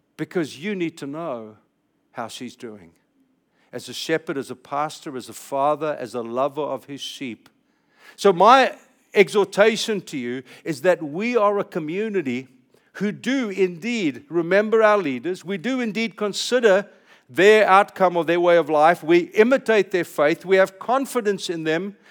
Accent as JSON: {"language": "English", "region": "California", "country": "United States", "said": "I'm speaking as a Californian"}